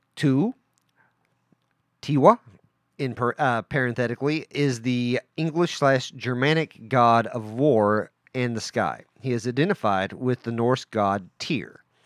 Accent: Welch, United States; I grew up in a town called Welch

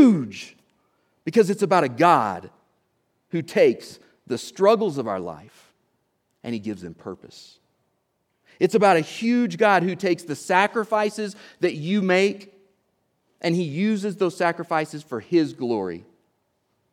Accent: Oklahoma, United States; I'm from Oklahoma

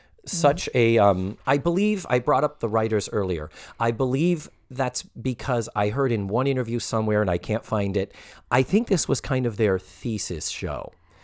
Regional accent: New England, United States; We are both from New England. We talk about our northern roots all the time. You can't be with us without us breaking into our terrible childhood accents.

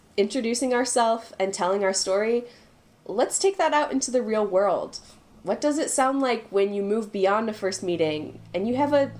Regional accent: Minnesota, United States; now in Chile; It is pretty neutral, but, I mean, depending on where you go in Minnesota, you'll hear the, oh, yeah, don't you know I'm from Minnesota.

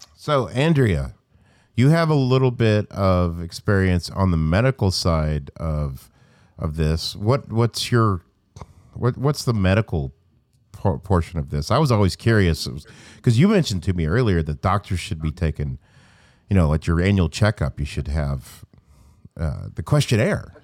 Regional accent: Stuttgart, Arkansas, United States; I'm from Arkansas

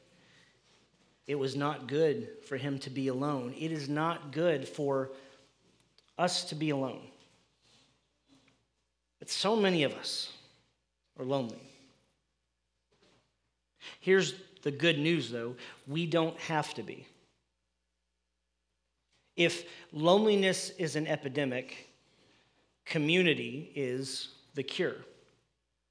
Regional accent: United States; we as American people

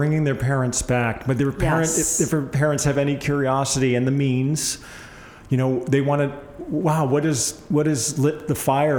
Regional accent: East Coast, United States; I camped almost every weekend of my young life growing up on the East Coast. We had a little 14-foot camper, you know, my mom and dad purchased

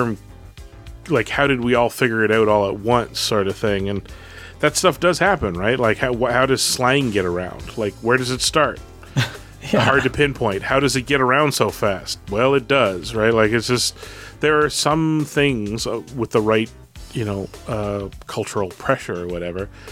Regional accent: Canada; the Canadians all know a small handful of French words because we see it on our packaging day in and day out

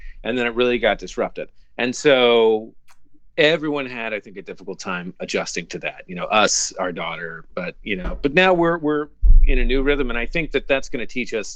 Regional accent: Kansas City, Missouri, United States; growing up in Kansas City

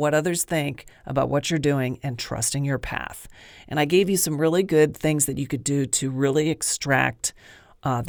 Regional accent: Pennsylvania, United States; I grew up in Pennsylvania

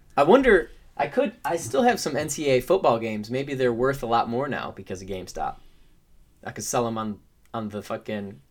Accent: Michigan, United States; Because I'm from Michigan

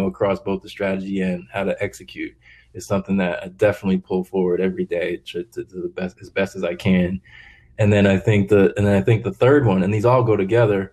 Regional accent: East Coast, United States; moved away; I grew up on the East Coast

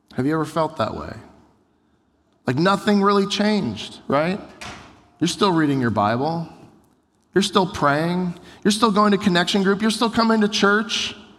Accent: United States; we Americans, most of us grew up in America

